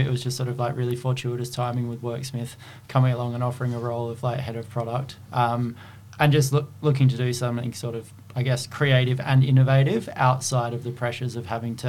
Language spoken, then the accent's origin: English; Adelaide, South Australia, Australia; moved away as an adult; also born or lived in London; now in Melbourne, Australia; I was a bartender for about 15 years. I'm from Adelaide. I worked in Adelaide. I worked in London for a little bit, and then I moved to Melbourne in 2015, and I've been here ever since.